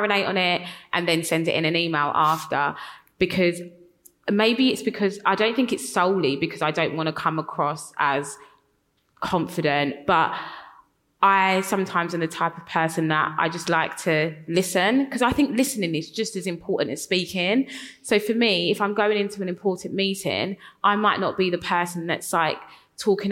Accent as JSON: {"language": "English", "region": "London", "country": "United Kingdom", "tie": "born or raised there", "accent": "Cockney", "said": "I grew up in East London, I'm quite Cockney"}